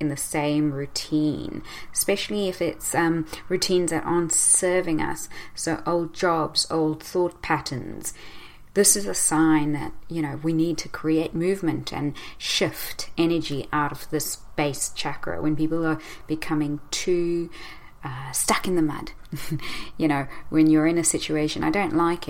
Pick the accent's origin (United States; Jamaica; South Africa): South Africa; moved away; growing up in South Africa, constantly afraid that we may get attacked.